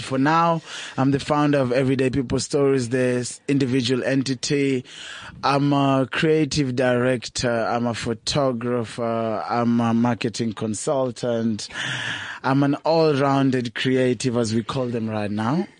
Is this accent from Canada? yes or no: no; Nairobi, Kenya; moved away as an adult; now in South Africa; I was born and raised in Kawangware.